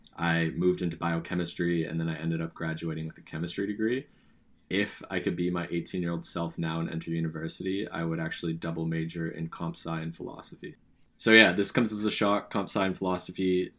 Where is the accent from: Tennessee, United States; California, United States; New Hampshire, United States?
California, United States; also born or lived in British Columbia, Canada; now in Canada; I'm from California, West Coast, Best Coast